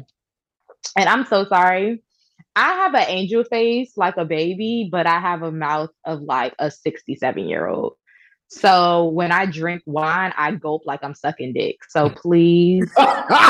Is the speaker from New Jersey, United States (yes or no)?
yes; Newark, New Jersey, United States; I'm from Newark, New Jersey. Newark, not Newark, Newark